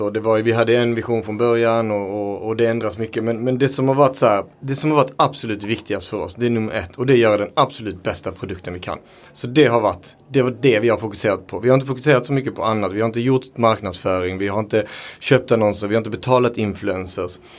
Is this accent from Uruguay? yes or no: yes; Uruguay; now in Sweden; Eh, jag kom från Uruguay från början. Vi har en väldigt stark eh, liksom, köttkultur. Men vi äter också allt på djuret.